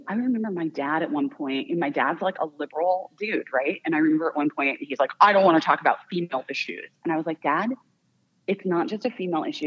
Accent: Arizona, United States; I grew up in Arizona.

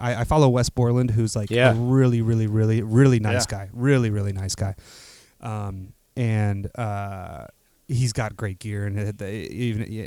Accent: Arlington Heights, Illinois, United States; I grew up in the northwest suburbs, mostly of Illinois. A place called Arlington Heights

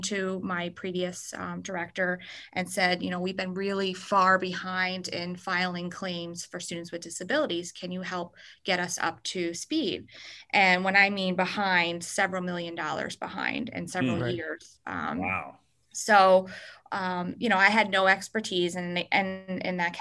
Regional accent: Schodack, New York, United States; I grew up in Scodack, New York, which is about 10 minutes southeast of Albany.

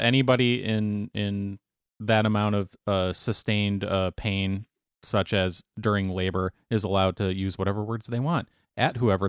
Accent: United States; Well, I'm American and I speak English

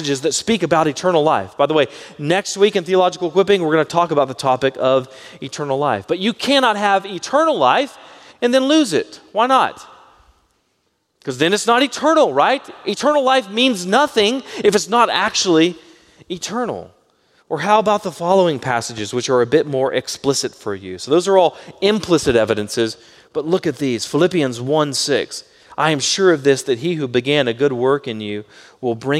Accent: Baytown, Texas, United States; I grew up in Baytown and things were a lot slower there

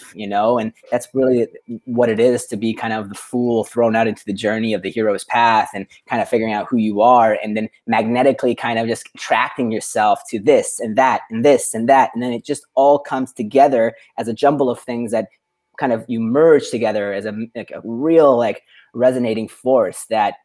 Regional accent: Vancouver, British Columbia, Canada; moved away as an adult; also born or lived in Dubai / Europe; now in Portugal; I grew up in Vancouver, Canada, and then I've been an expat, lost at sea. In places like Dubai and all across Europe, and now based in Portugal

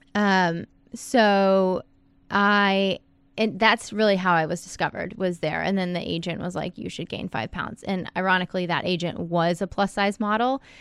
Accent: Fairfax, Virginia, United States; moved away as an adult; also born or lived in Wilmington, North Carolina; now in Miami Beach, United States; I'm from Northern Virginia, Fairfax, right outside of D C. I live in Miami Beach

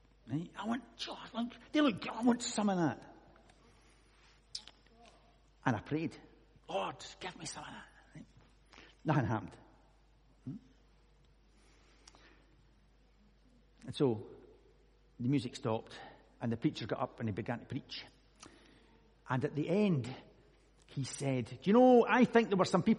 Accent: Scotland, United Kingdom; I'm Scottish

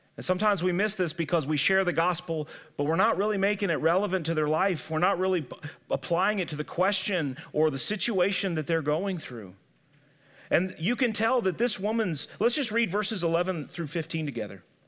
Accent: St. Louis, Missouri, United States; I grew up in Saint Louis, but I had great-grandparents who lived in the sticks in Alabama.

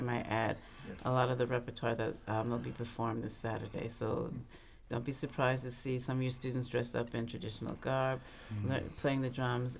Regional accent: New York City, New York, United States; born there; also born or lived in Canada; So I was born here in New York City, and lived in Canada, but my father was Ghanaian

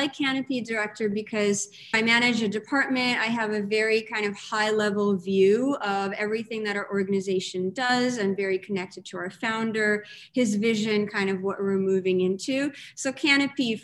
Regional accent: New York City, New York, United States; also born or lived in Riga, Latvia / St. Petersburg, Russia; I moved to Brooklyn at the age of 7

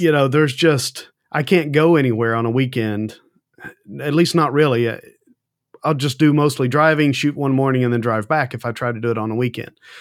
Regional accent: Southern United States, United States; being a Southerner

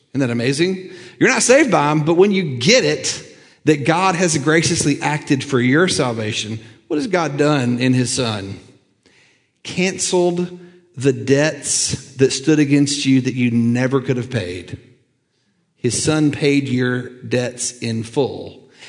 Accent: Lookout Mountain, Tennessee, United States; I grew up on Lookout Mountain

